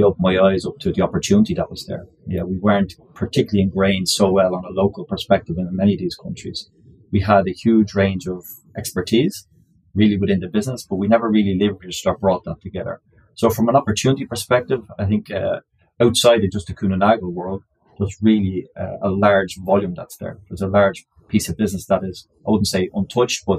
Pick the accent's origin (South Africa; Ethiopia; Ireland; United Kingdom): Ireland; accent: Irish; moved away as an adult; also born or lived in Australia; I'm Irish by origin